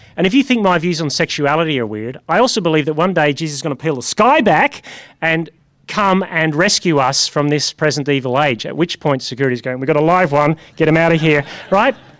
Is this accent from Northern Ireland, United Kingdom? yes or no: yes; Northern Ireland, United Kingdom; moved away; I come from Northern Ireland where everyone was Christian in a funny, vague way